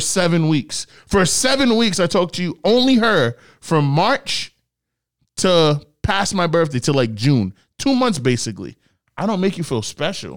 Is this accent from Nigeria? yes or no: yes; Nigeria; I'm Nigerian